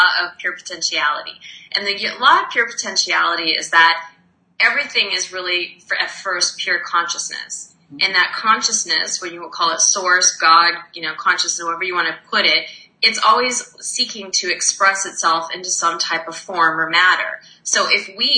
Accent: Arizona, United States; now in Montreal, Canada; I'm actually from Arizona

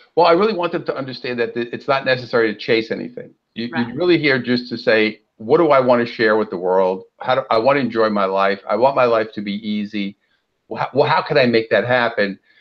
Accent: New York City, New York, United States; now in Southern California, United States; Well, I'm originally from uh, Brooklyn, New York, and now I live out here in sunny Southern California.

